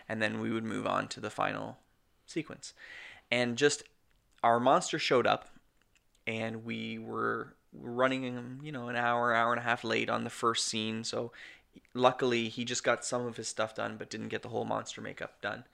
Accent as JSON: {"language": "English", "country": "Canada", "said": "We're Canadian filmmakers"}